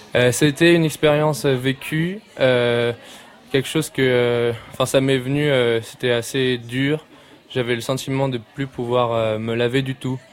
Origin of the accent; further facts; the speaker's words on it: Strasbourg, Grand Est, France; je viens de Strasbourg